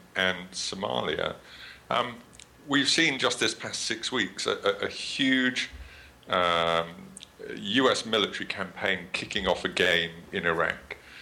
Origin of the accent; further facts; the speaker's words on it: United Kingdom; accent: British; my terrible British accent